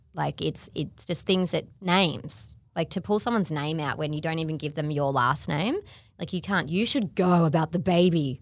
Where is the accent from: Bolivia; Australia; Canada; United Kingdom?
Australia; Melbourne, Victoria; I grew up in Melbourne